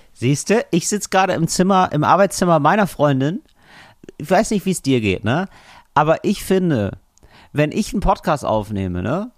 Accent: Geldern, North Rhine-Westphalia, Germany; moved away; ich bin ja aufgewachsen in Geldern

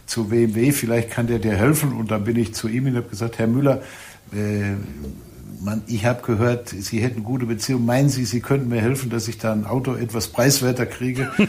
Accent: Lippstadt, North Rhine-Westphalia, Germany; ich komme aus Lippstadt

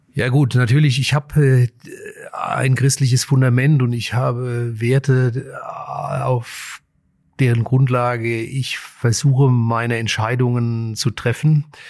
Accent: Frankfurt, Hesse, Germany; die Region und Frankfurt ist ja auch meine Heimat

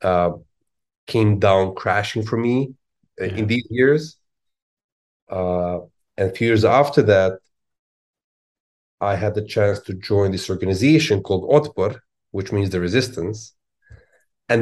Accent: Belgrade, Serbia; now in Washington D.C., United States; I was born in Belgrade.

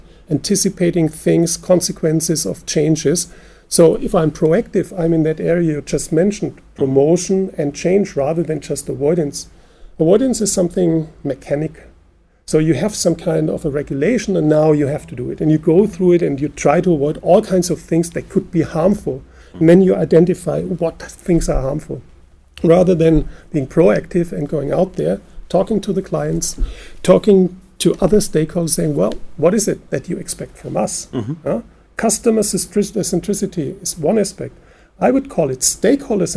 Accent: Germany; we're from Germany

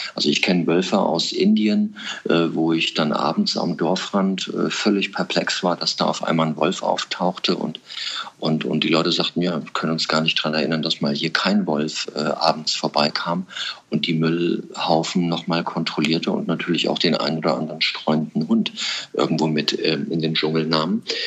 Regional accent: Thuringian Forest, Germany; den Thüringer Wald, da wo ich groß geworden bin

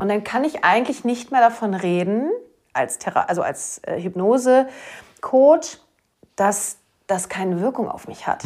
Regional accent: Schleswig-Holstein, Germany; accent: Platt; Wir snacken ja hier ja. ein bisschen breiter, ein bisschen platter

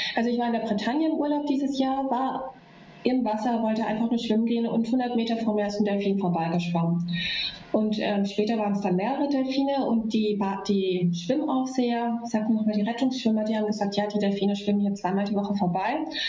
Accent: Germany; Bei uns in Deutschland

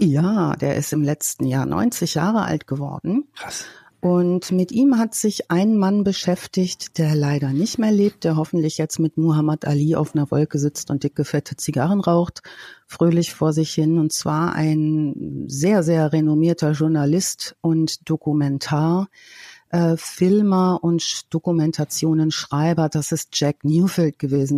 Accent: Ruhr area, North Rhine-Westphalia, Germany; bei uns im Ruhrgebiet

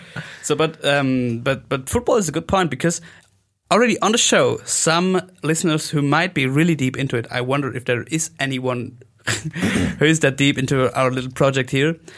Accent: Oberstdorf, Bavaria, Germany; English is a second language; Oberstdorf, that's my hometown

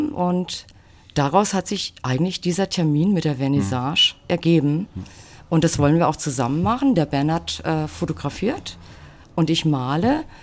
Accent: Großenlüder, Hesse, Germany; also born or lived in Fulda; Also ich bin in Fulda geboren und in Großenlüder Müs

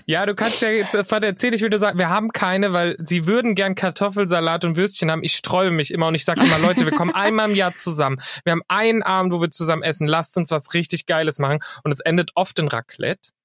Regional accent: near Frankfurt, Hesse, Germany; in der Gegend, wo ich herkomme, da in der Nähe von Frankfurt

